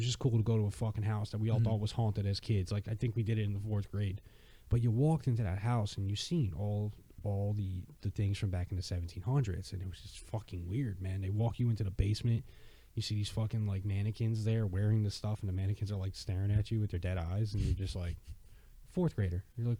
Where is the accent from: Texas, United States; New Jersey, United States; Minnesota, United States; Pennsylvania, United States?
New Jersey, United States; So where I grew up. Or part of where I grew up in Jersey